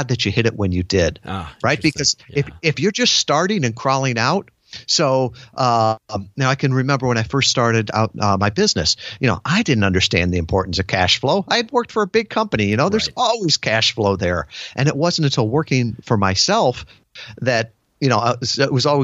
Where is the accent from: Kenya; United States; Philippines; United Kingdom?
United States; Midwest; now in Kalamazoo, United States; growing up in the Midwest, you know, my world was small